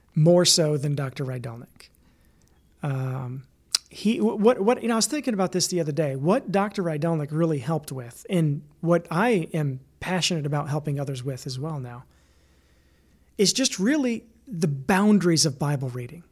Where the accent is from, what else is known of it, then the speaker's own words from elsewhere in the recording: Bremen, Indiana, United States; also born or lived in Grovertown, Indiana; the formative part of my years were in another small town, but bigger, called Bremen, Indiana